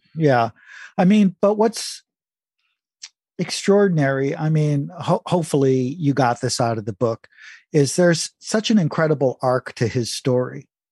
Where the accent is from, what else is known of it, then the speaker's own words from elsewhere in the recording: Detroit, Michigan, United States; I was born and raised in Detroit